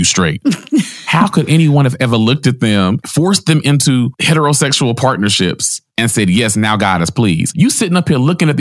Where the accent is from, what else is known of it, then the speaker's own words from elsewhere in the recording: Nashville, Tennessee, United States; I was born and raised in Nashville, Tennessee.